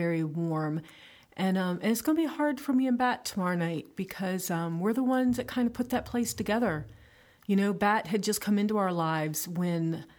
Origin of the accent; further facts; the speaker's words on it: Maryland, United States; My home state